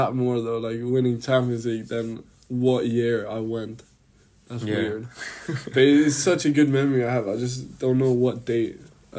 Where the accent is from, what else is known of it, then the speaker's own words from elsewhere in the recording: Bern, Switzerland; moved away; also born or lived in Basel; No, I didn't grow up in Basel. I grew up in Bern.